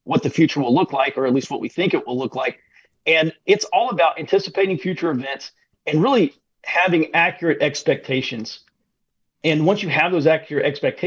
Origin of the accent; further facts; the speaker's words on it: Birmingham, Alabama, United States; I grew up in Birmingham, or the Birmingham area, and I went to school at the University of Alabama